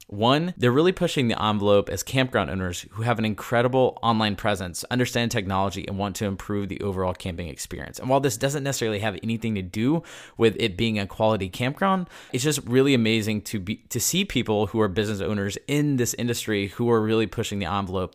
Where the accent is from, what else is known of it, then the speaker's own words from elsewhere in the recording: Southeast Texas, United States; I'm from Southeast Texas